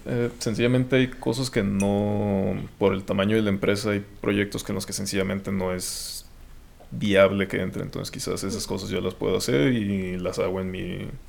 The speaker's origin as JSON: {"language": "Spanish", "town": "Los Mochis", "region": "Sinaloa", "country": "Mexico", "tie": "born or raised there", "moved": "as an adult", "lives_now": "Guadalajara, Mexico", "said": "soy de soy de Los Mochis, Sinaloa. Eh, estudié ahí hasta, hasta la prepa, hasta que tuve 18 años"}